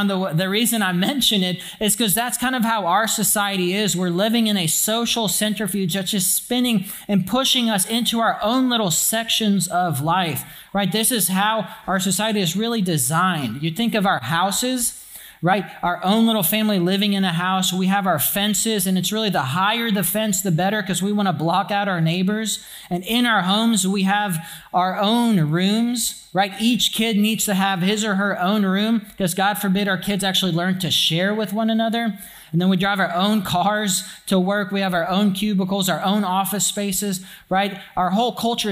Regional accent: Alexandria, Louisiana, United States; When I grew up in Alexandria and when I was in an elementary school

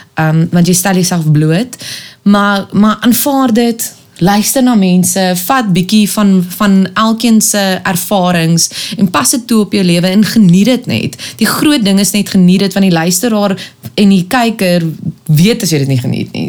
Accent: Pretoria, Gauteng, South Africa; also born or lived in Kempton Park / Cape Town; Ek het mense van my tyd in Pretoria um, het ons spandeer, maar ek's gebore in Kempton

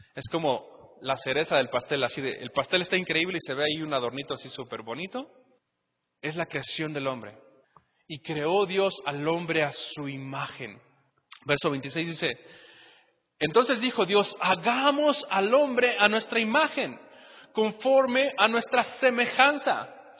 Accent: Mexico; todos aquí como mexicanos

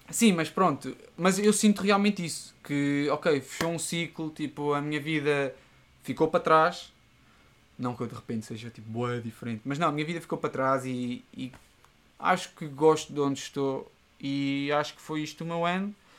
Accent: Seia, Centro, Portugal; moved away as an adult; now in Lisbon, Portugal; na minha terra natal, em Ceia

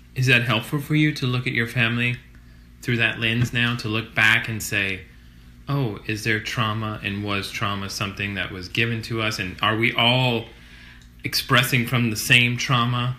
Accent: Kenner, Louisiana, United States; a rest stop off Interstate 10 gotcha. in Kenner, Louisiana, where it was like track homes

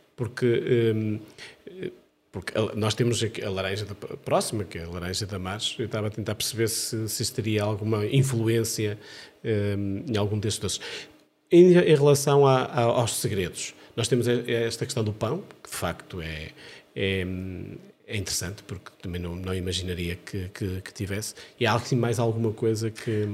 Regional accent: Amarante, Norte, Portugal; da minha terra natal, de Amarante

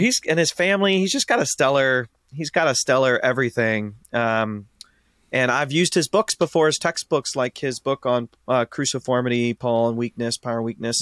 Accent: Ashland, Ohio, United States; born and raised in Ashland, Ohio

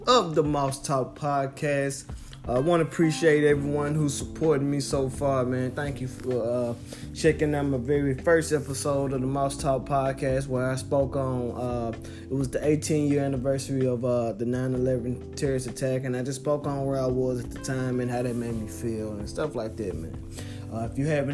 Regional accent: Memphis, Tennessee, United States; now in Knoxville, United States; I'm born and raised in Memphis, Tennessee. Reside in Knoxville, Tennessee

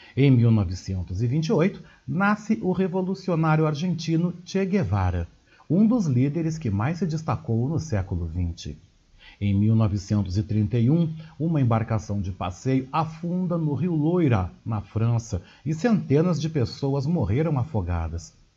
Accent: Brazil; a nossa vida como brasileiro

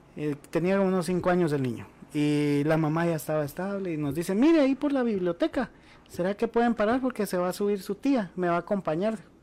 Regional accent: Guatemala; como guatemaltecos

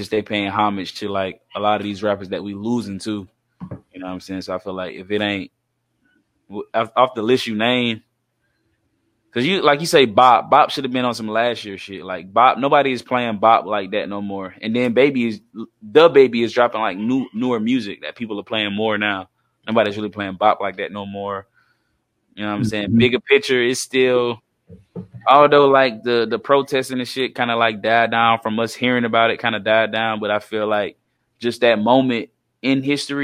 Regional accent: South Carolina, United States; we from Carolina.

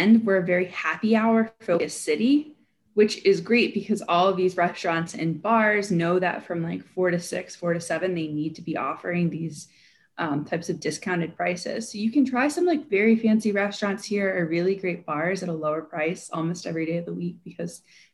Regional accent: New Orleans, Louisiana, United States; moved away as an adult; now in Washington, D.C., United States; I'm originally from New Orleans, which is a food city of its own. I grew up talking about what I was going to eat at the next meal

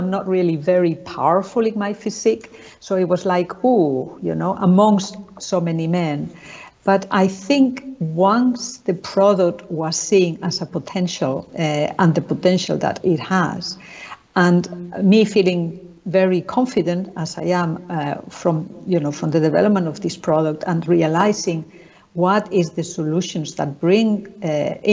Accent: Spain; moved away; I'm from Spain originally

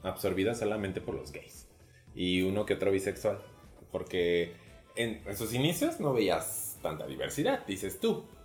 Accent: Celaya, Guanajuato, Mexico; moved away as an adult; now in Querétaro, Mexico; Yo soy de provincia, soy original de Celaya, Guanajuato. Seguramente se los he dicho mil veces, pero ahí va de nuevo. Este, dejé la ciudad de Celaya, Guanajuato, como a los 20 años, 21 más o menos, y me fui a vivir a Querétaro.

